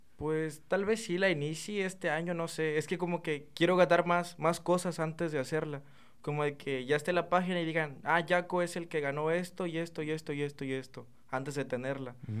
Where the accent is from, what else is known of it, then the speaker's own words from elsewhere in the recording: Chiapas, Mexico; moved away as an adult; now in Reynosa, Mexico; tiene como un año aproximadamente que ya aquí, pero yo soy del estado de Chiapas